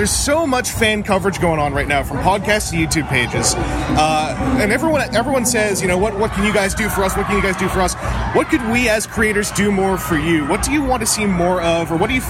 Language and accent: English; Canada